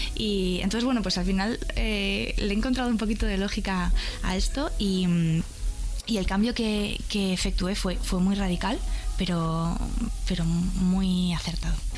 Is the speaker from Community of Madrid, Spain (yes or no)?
yes; Madrid, Community of Madrid, Spain; Soy madrileña